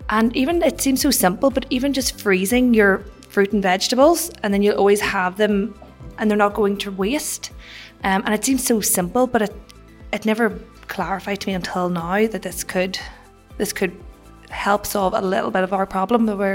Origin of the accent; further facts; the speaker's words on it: Northern Ireland, United Kingdom; I'm from Northern Ireland, and I am representing the Young Farmers Clubs of Ulster.